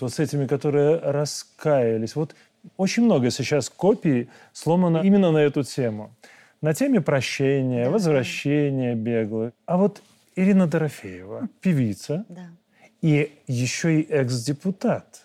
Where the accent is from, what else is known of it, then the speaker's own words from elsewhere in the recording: Belarus; мы, белорусы